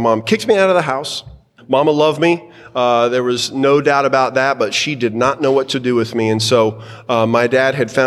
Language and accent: English; Texas, United States; So I'm a 5th-generation Texan. I was born in Baylor Hospital, February 7th, 1972